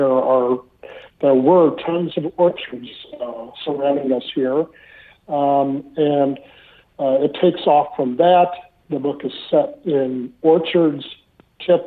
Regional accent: Midwest, United States; also born or lived in Miami, Florida / Rappahannock County, Virginia; now in Virginia, United States; Ann and I grew up in the Midwest

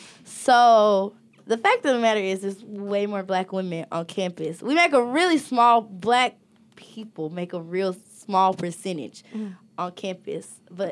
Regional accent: Pennsylvania, United States; I'm from Pennsylvania.

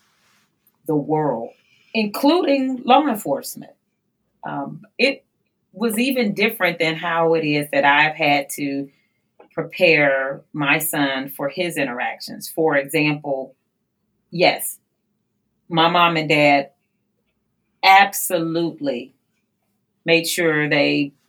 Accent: East Cleveland, Ohio, United States; I'm from East Cleveland, one of the poorest communities in all of Northeast Ohio.

